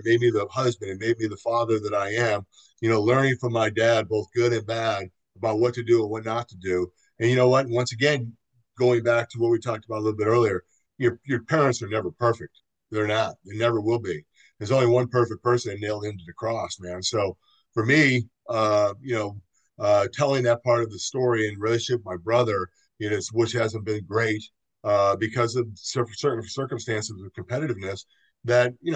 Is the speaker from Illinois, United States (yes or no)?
yes; Chicago, Illinois, United States; growing up in Chicago